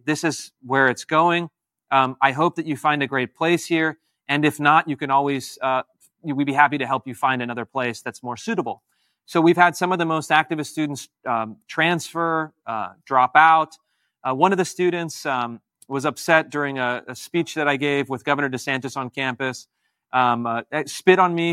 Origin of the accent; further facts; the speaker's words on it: Washington, United States; also born or lived in California; my home state of Washington State and my, my birth state, California